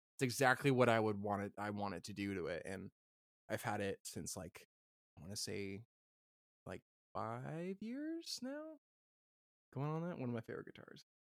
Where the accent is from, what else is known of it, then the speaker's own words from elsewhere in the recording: Washington, United States; I grew up in Washington